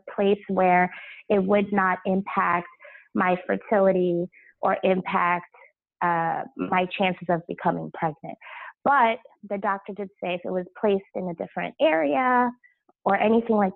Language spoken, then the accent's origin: English; Long Island, New York, United States; also born or lived in Brooklyn; I grew up on Long Island